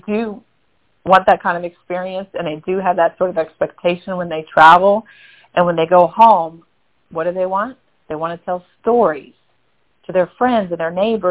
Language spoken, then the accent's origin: English; Lafayette, Louisiana, United States; I'm from Acadiana. I'm from Lafayette.